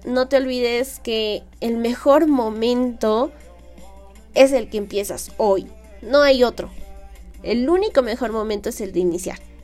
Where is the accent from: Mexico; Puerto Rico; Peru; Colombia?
Peru; aquí en mi país, en el Perú